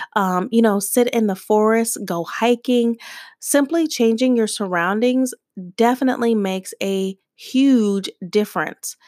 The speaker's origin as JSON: {"language": "English", "town": "Tucson", "region": "Arizona", "country": "United States", "tie": "born or raised there", "said": "being a girl growing up in Tucson, Arizona"}